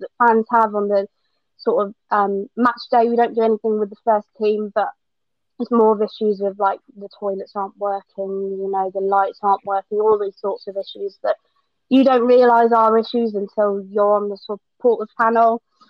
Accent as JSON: {"language": "English", "area": "Surrey", "region": "South East England", "country": "United Kingdom", "tie": "born or raised there", "said": "I was born in Surrey, so down in the south. But my mum is originally from Oxford"}